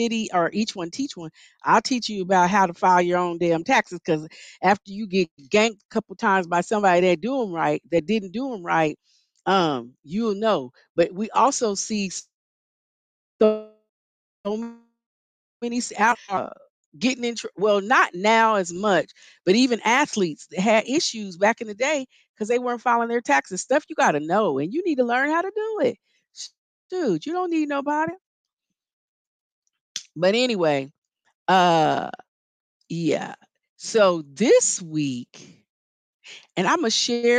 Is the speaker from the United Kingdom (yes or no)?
no; Kansas, United States; I'm from Kansas